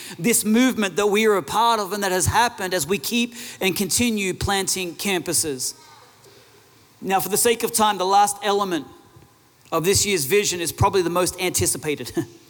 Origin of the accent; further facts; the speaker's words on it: Australia; Now, a lot of people know that we're from Australia.